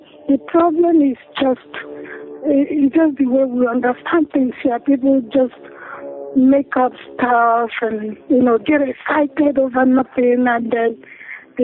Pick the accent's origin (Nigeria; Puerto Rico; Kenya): Nigeria; now in Phoenix, United States; I'm from Nigeria